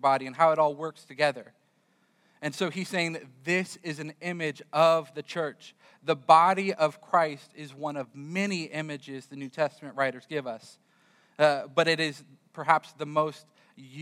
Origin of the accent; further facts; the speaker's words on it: California, United States; moved away as an adult; also born or lived in Florida; I grew up in California, and for some reason, my wife decided she would follow me as I moved to Florida